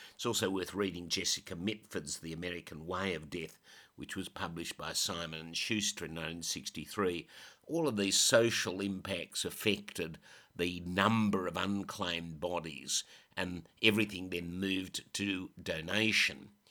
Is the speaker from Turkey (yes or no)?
no; Australia; my country, Australia